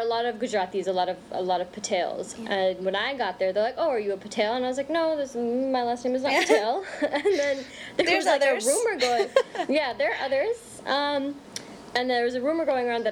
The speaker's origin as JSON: {"language": "English", "town": "North Bergen", "region": "New Jersey", "country": "United States", "tie": "born or raised there", "also_born_or_lived": "Bronx, New York", "said": "I remember when we first moved to Jersey from New York, the first thing I remember, it was the first time I actually felt my brownness. Because when I grew up in the Bronx, I was there until I was about 10."}